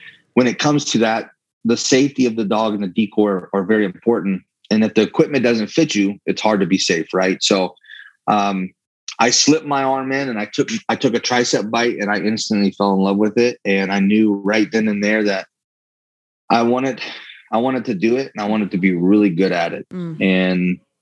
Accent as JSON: {"language": "English", "region": "Louisiana", "country": "United States", "said": "I'm from Louisiana"}